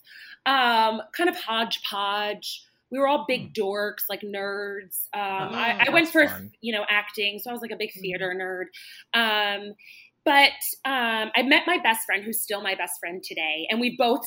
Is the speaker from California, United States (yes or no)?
no; Ridley, Pennsylvania, United States; also born or lived in New York City; I'm from Philadelphia, I grew up mainly in a suburb